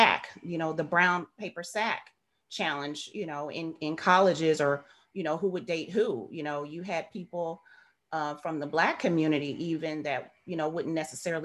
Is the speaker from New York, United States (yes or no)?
no; St. Louis, Missouri, United States; I was born and raised in St. Louis, Missouri